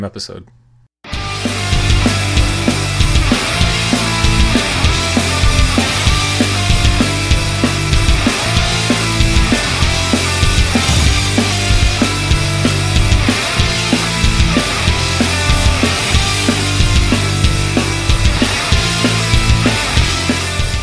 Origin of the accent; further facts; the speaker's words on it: York, Pennsylvania, United States; York, Pennsylvania, my hometown